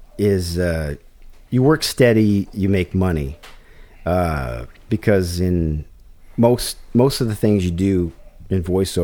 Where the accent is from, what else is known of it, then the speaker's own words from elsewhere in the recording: Michigan, United States; now in Burbank, United States; I'm from Michigan.